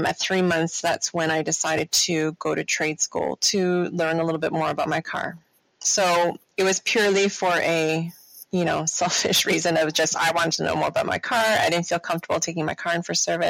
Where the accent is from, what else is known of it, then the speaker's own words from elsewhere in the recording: Toronto, Ontario, Canada; I was born and raised in Toronto.